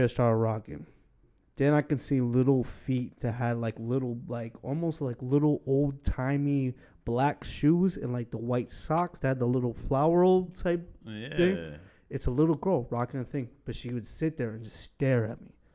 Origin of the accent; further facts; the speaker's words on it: Massachusetts, United States; moved away; I'm from Massachusetts